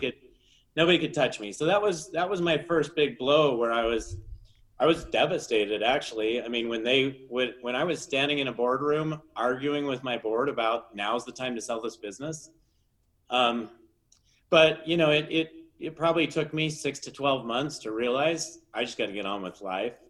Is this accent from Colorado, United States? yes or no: no; Utah, United States; I grew up here in Utah